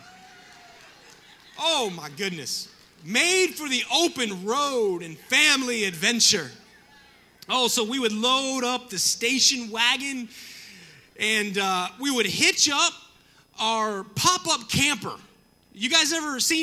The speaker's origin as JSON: {"language": "English", "region": "the South", "country": "United States", "tie": "born or raised there", "said": "I grew up in the South"}